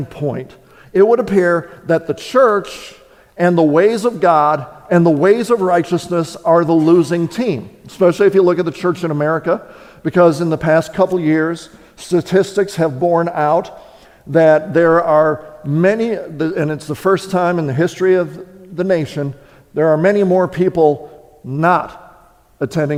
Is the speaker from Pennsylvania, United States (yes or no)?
no; Wisconsin, United States; moved away; I was born and raised in Wisconsin.